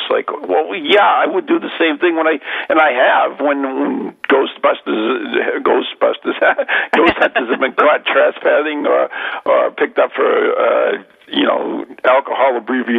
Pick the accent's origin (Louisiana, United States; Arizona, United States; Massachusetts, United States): Massachusetts, United States; We're all from Mass, so we're all like brothers under the skin.